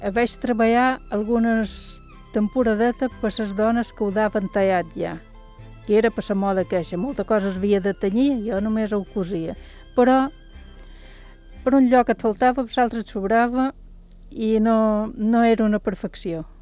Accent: Sant Rafael de sa Creu, Balearic Islands, Spain; de Can Riera, de Sant Rafael

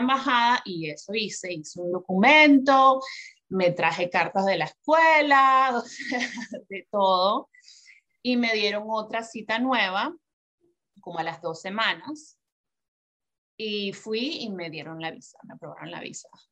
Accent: Venezuela; moved away as an adult; now in New York, United States; yo nací y crecí en Venezuela

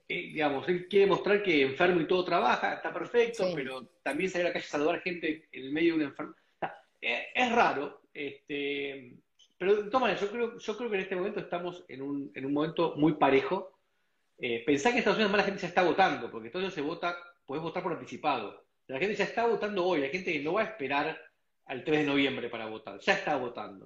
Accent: Argentina; moved away as an adult; yo me fui hace 20 años de Argentina

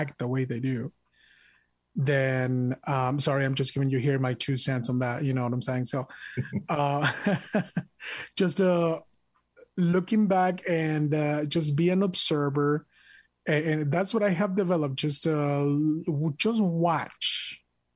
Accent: Mexico; English is a second language; now in United States; I am proud to be an American, even though I was born and raised in Mexico. I'm an immigrant

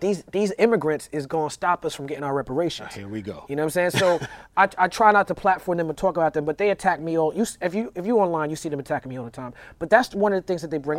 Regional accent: New York, United States; moved away as an adult; now in Los Angeles, United States; where I grew up in New York, and Brooklyn, and going to high school

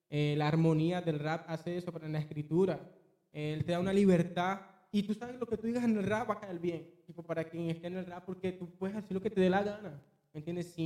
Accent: Venezuela; moved away; bueno, Venezuela eh, Yo cuando salí de Venezuela, ¿no? Eh, yo fui el primero que salí de mi, de mi familia. Fui el primero que salí.

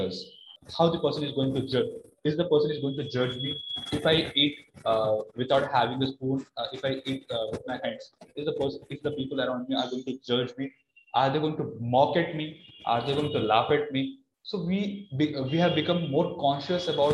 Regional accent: Berhampur, Odisha, India; moved away; I hail from Barampur, Odisha

